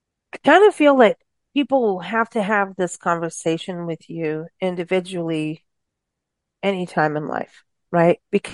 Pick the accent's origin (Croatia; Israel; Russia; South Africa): South Africa; moved away as an adult; now in United States; And even in growing up in South Africa, I couldn't wait to come back to the States. I left as a baby, but lived all over and came back and at 19.